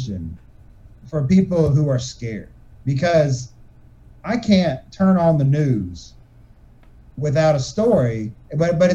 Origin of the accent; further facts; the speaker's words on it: United States; I'm an American